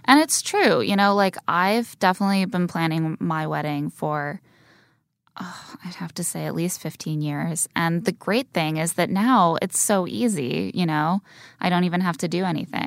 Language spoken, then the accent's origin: English; Indiana, United States; Where I grew up in Indiana